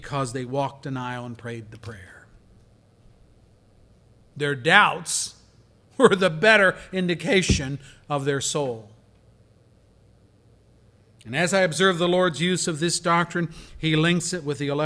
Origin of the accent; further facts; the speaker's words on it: Pennsylvania, United States; I worked as a volunteer for an evangelist in my hometown in Pennsylvania who came to our town when I was a young man